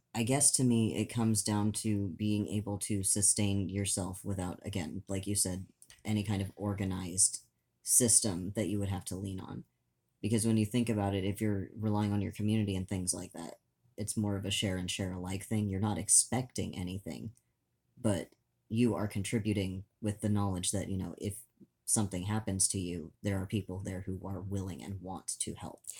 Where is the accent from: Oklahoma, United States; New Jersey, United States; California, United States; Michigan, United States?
Oklahoma, United States; moved away; the farmlands in Oklahoma, where I spent a good chunk of my childhood